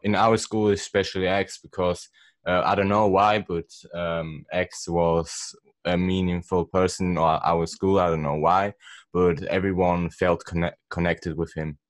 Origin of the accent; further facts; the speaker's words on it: Switzerland; I'm also from Switzerland